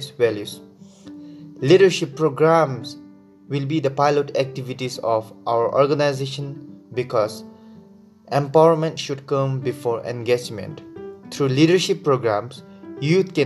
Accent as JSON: {"language": "English", "country": "Bhutan", "said": "from Bhutan"}